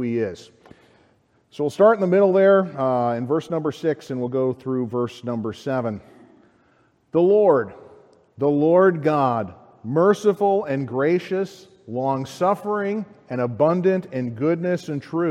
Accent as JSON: {"language": "English", "town": "Chicago", "region": "Illinois", "country": "United States", "said": "As a Chicagoan"}